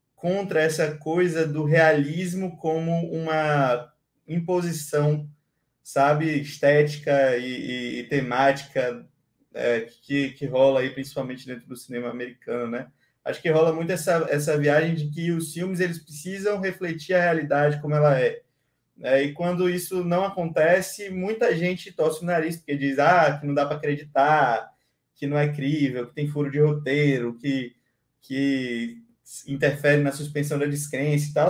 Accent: Bahia, Brazil; sou baiano com muito orgulho

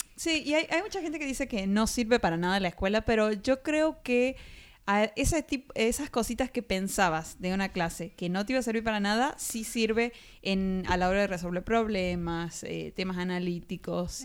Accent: Argentina; de Argentina

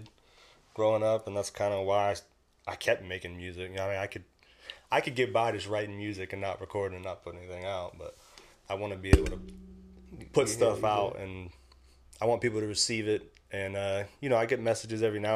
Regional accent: Charleston, South Carolina, United States; I grew up on James Island. James Island, Charleston, South Carolina

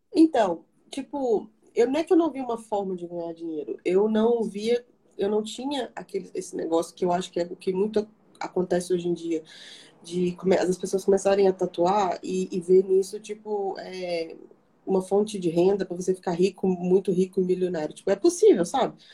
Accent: Barbacena, Minas Gerais, Brazil; moved away; em Barbacena, que, né, de onde eu sou

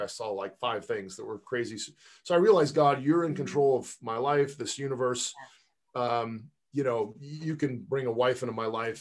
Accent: Pasadena, California, United States; also born or lived in Palos Verdes, California / Silicon Valley; I grew up in Southern California in Pasadena

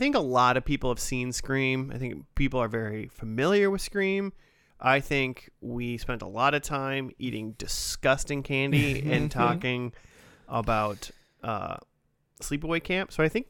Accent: Chaska, Minnesota, United States; Chaska, Minnesota? Yeah. Like my hometown?

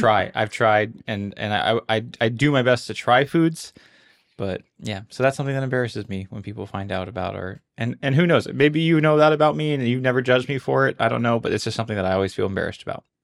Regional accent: Honolulu, Hawaii, United States; I was born and raised here in Honolulu, Hawaii.

